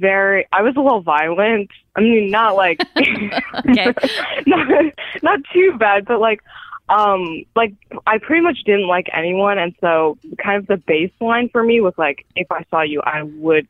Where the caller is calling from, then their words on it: Bay Area, California, United States; And I'm calling from the Bay Area in California.